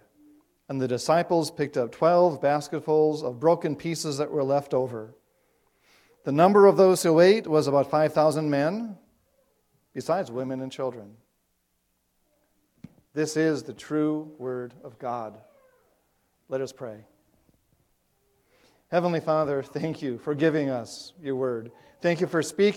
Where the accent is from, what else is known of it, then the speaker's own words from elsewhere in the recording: South Dakota, United States; moved away; growing up in South Dakota, you might think of that as a dry place, but we have lakes there too